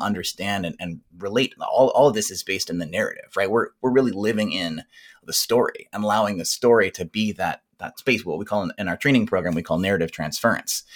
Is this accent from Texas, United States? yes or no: yes; South Texas, United States; I grew up in South Texas, where some of those games were kind of frowned upon.